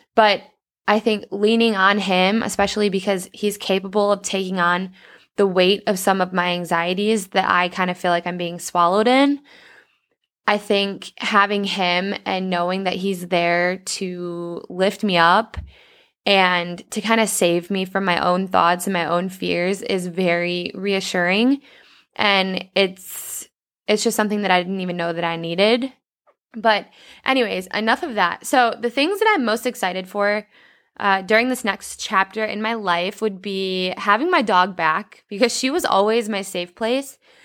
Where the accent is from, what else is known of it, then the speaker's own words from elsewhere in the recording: Mendota, Illinois, United States; moved away as an adult; also born or lived in Indianapolis; I'll be heading to my hometown, Mendota